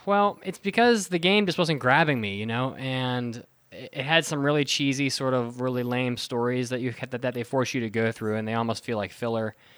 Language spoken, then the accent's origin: English; West Virginia, United States; moved away; I grew up in, in West Virginia